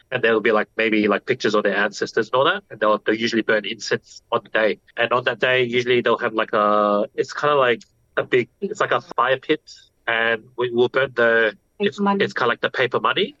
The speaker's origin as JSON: {"language": "English", "country": "Australia", "tie": "born or raised there", "first_language": "English", "said": "I grew up in Australia, English was the main language that was used in the household."}